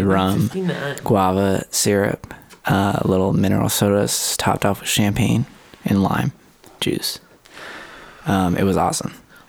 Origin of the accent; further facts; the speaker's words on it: Miami, Florida, United States; in the style that I grew up with in Miami